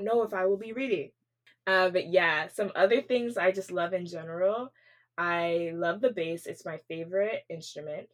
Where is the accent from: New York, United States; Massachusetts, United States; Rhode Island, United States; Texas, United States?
Texas, United States; Wylie; moved away as an adult; also born or lived in New Jersey; now in Houston, United States; we both actually like to say that we're from Dallas, but specifically from Wiley, Texas